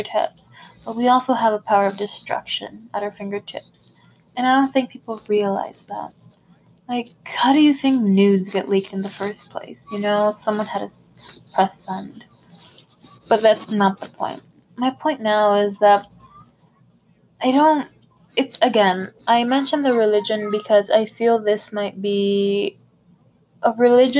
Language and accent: English; United States; I was born here in the United States. Like, I have Hispanic parents